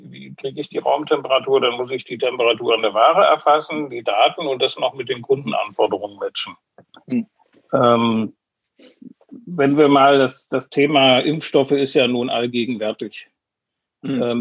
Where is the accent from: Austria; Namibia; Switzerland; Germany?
Switzerland; mich ein bisschen